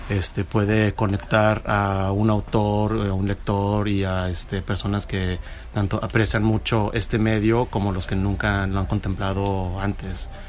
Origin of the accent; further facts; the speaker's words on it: Argentina; yo soy argentino.